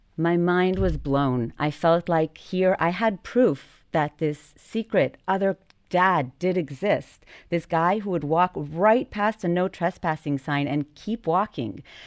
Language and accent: English; Jerusalem, Jerusalem District, Israel; moved away as an adult; now in Tel Aviv, Israel; growing up in Jerusalem